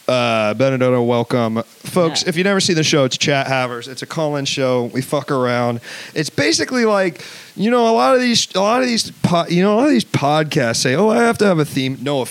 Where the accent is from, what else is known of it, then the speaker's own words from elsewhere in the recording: Washington, District of Columbia, United States; moved away; Well, I'm from D.C.